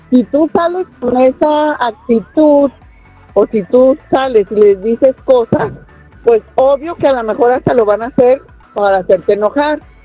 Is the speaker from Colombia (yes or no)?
no; Jalisco, Mexico; now in United States; Soy de Jalisco, tengo 37 años aquí